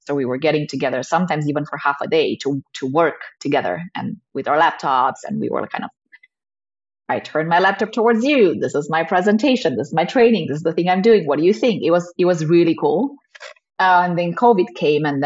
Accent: Romania; moved away as an adult; now in Amsterdam, Netherlands; I'm Romanian. That's why I'm in Romania now. My family still lives here.

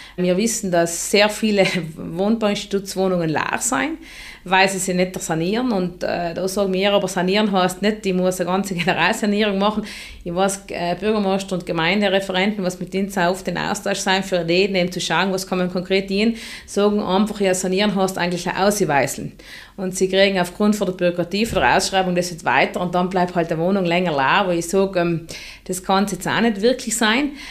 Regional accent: South Tyrol, Trentino-Alto Adige, Italy

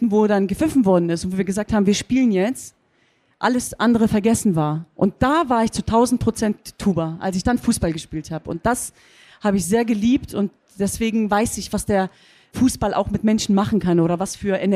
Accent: Cologne, North Rhine-Westphalia, Germany; Also als Kölnerin sage ich jetzt natürlich, Home is where the dome is.

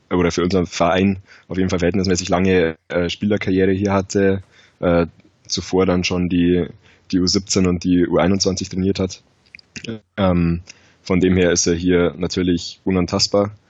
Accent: Ingolstadt, Bavaria, Germany; born there; 24 äh, Jahre, gebürtig aus Ingolstadt.

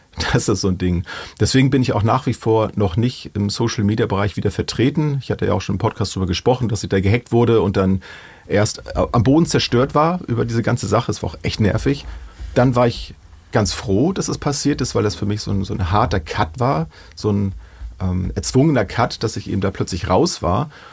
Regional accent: Germany; bei uns in Deutschland

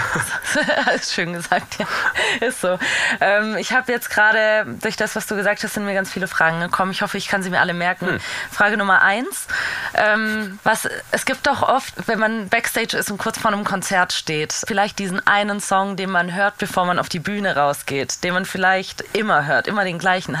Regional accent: Baden-Württemberg, Germany

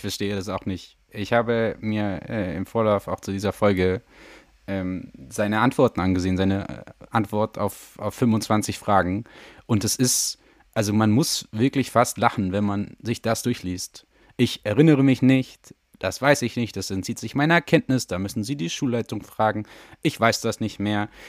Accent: Franconia, Bavaria, Germany; bin ich ja …

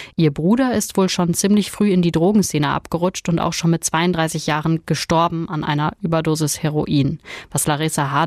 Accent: Ruhr area, North Rhine-Westphalia, Germany; Bei uns im Ruhrgebiet

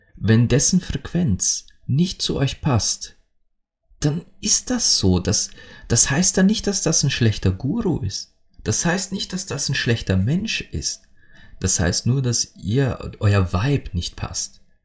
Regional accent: Austria; bei uns in Österreich

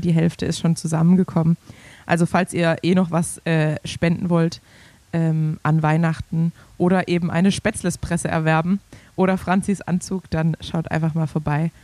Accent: Swabia, Germany; als Schwabe

